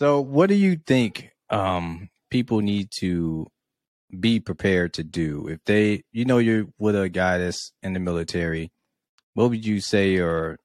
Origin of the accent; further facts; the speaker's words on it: Mississippi, United States; moved away as an adult; I'm just from Mississippi